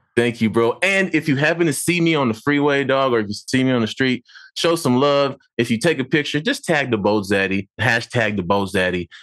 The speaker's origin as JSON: {"language": "English", "town": "San Diego", "region": "California", "country": "United States", "tie": "born or raised there", "moved": "as an adult", "lives_now": "Los Angeles, United States", "said": "I'm from Dago, born and raised, uh, you know, now living in L"}